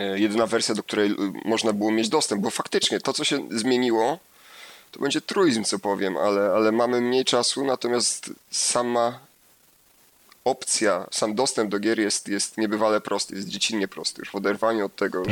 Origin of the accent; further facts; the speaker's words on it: Lower Silesian Voivodeship, Poland; Ja pochodzę z Dolnego Śląska